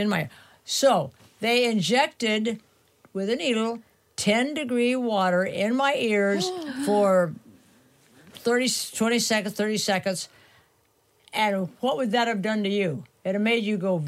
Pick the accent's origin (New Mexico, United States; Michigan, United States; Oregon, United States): New Mexico, United States; Taos; from Taos